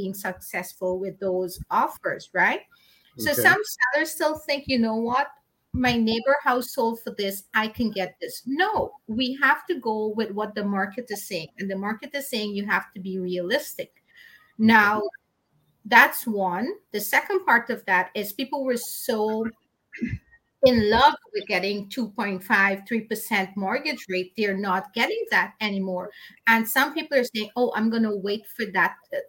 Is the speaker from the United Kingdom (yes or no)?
no; Guyana; moved away; I was born in Guyana, which is the only English-speaking country in South America. And then I came here to be with my parents